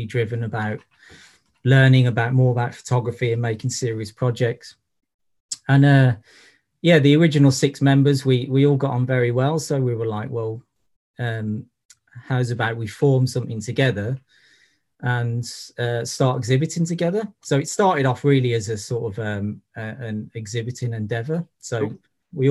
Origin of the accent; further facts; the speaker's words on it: Birmingham, West Midlands, United Kingdom; moved away; also born or lived in Brighton / Liverpool; I'm originally from Birmingham